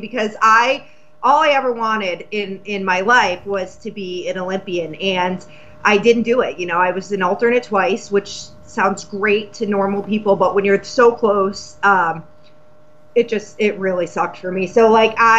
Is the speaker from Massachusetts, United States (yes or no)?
yes; Massachusetts, United States; I'm from Massachusetts